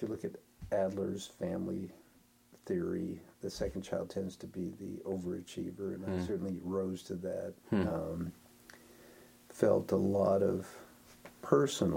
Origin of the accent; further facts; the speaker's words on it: Denver, Colorado, United States; moved away as an adult; also born or lived in Ohio / Idaho Falls, Idaho / Merritt Island, Florida; I spent most of my growing up years in Denver